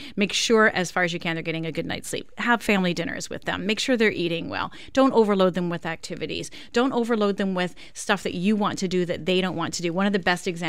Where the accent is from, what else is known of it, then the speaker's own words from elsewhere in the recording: Winnipeg, Manitoba, Canada; moved away; I grew up in Winnipeg, so I didn't have grade 13